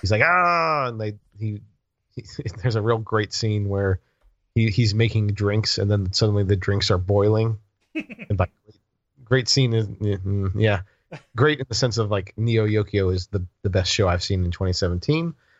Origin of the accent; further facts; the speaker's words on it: the South, United States; I grew up in the South